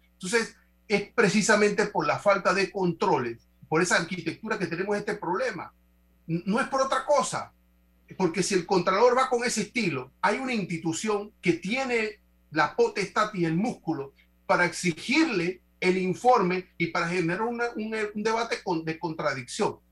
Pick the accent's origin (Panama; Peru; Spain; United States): Panama; como panameños